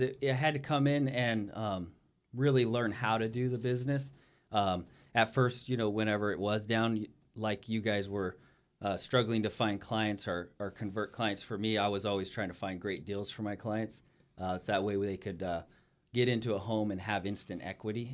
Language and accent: English; Ridgecrest, California, United States; moved away; my hometown is Ridgecrest, California